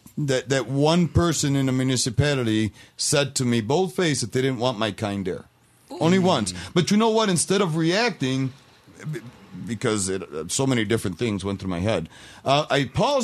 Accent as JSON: {"language": "English", "country": "Puerto Rico", "lives_now": "United States", "said": "And I never stopped being Puerto Rican, but I'm an American, mm-hmm. right?"}